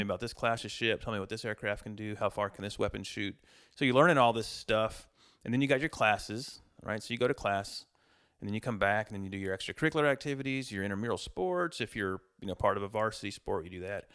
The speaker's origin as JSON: {"language": "English", "town": "Montgomery", "region": "Texas", "country": "United States", "tie": "born or raised there", "also_born_or_lived": "Magnolia, Texas", "moved": "as an adult", "said": "moved my family back to Montgomery, where I grew up. So, we moved to Montgomery from Magnolia in nineteen eighty-one. I started second grade in Montgomery School District."}